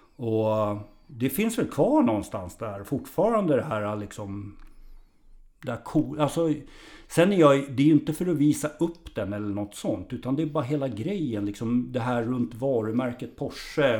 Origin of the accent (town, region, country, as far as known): Tumba, Stockholm County, Sweden; born or raised there